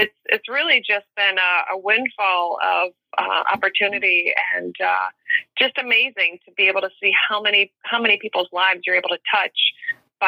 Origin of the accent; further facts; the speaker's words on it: Chicago, Illinois, United States; moved away as an adult; also born or lived in New York; I am from Chicago